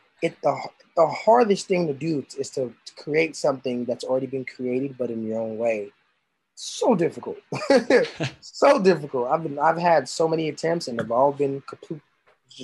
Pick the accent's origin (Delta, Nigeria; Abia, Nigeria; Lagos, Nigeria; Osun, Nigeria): Lagos, Nigeria; moved away; property of Lagos. That's where I was born